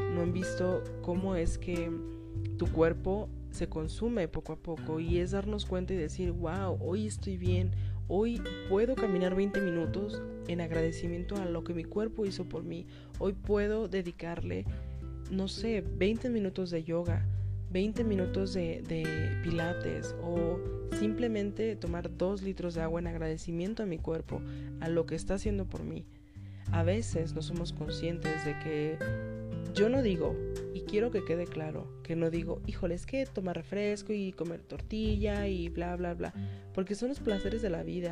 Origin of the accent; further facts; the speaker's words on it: northern Mexico, Mexico; yo soy una persona que soy nacida en el DF pero criada en el norte.